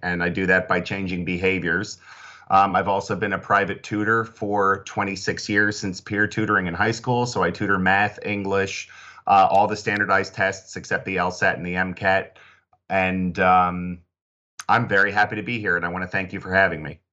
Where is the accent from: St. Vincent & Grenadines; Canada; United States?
United States; New Jersey; I grew up in South Jersey